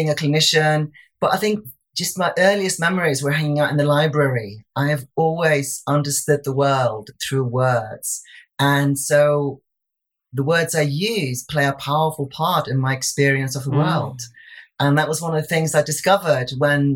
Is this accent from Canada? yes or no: no; Iceland; moved away as an adult; now in England, United Kingdom; I'd come over to England in 1999. Mm-hmm. I laugh about having arrived last century, yeah. because I'm originally from Iceland